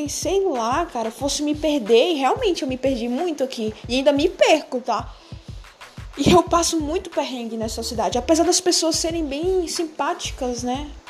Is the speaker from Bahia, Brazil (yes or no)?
yes; Bahia, Brazil; now in São Paulo, Brazil; Na verdade, eu sou do interior da Bahia e eu vim para São Paulo. Tem quatro anos que eu tô em São Paulo.